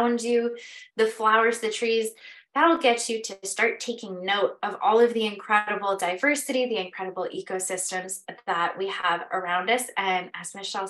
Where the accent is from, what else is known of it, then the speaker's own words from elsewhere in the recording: Pocono Mountains, Pennsylvania, United States; I grew up in the Pocono Mountains.